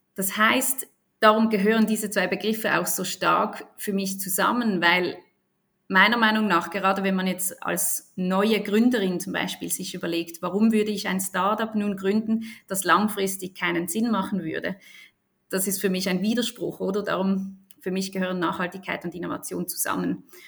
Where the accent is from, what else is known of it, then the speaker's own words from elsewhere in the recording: Basel, Basel-Stadt, Switzerland; ich bin aus Basel, in Basel geboren und aufgewachsen